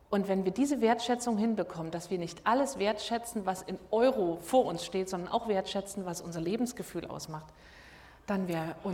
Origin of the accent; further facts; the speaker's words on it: Dresden, Saxony, Germany; now in Rostock, Germany; ich bin Dresdnerin, ich bin auch zugezogen.